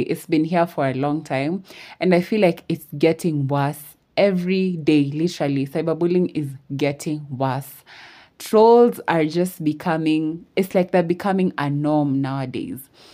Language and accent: English; Kenya; I'm from Kenya. I'm Kenyan